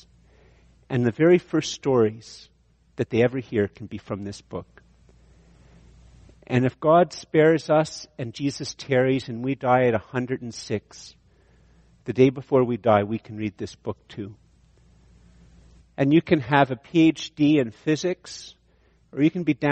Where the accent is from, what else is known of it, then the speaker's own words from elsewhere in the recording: Ireland; I'm Irish